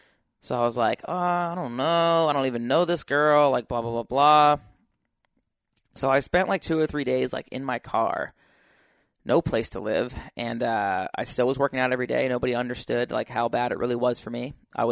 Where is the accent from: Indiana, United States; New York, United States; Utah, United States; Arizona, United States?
Utah, United States; I came from Utah, so like no one in California knew me.